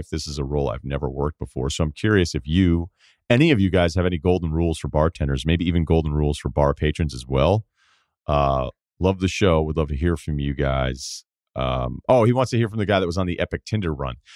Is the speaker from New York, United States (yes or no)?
no; Denver, Colorado, United States; The first year was online because of COVID, so I stayed in my hometown of Denver.